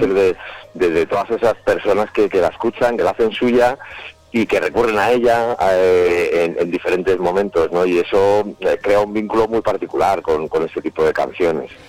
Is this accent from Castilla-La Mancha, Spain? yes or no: no; Madrid, Community of Madrid, Spain; nosotros somos de Madrid